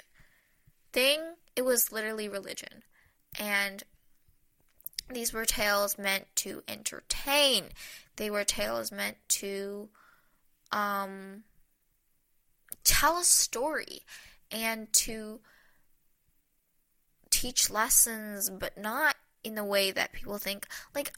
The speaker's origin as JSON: {"language": "English", "country": "United States", "said": "as an American"}